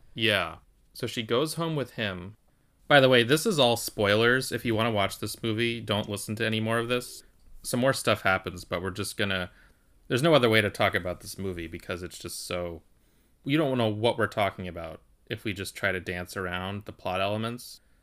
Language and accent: English; United States; I'm just speaking from an American perspective